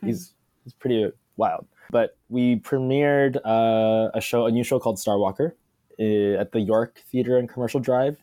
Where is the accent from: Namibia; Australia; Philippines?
Philippines; being Filipino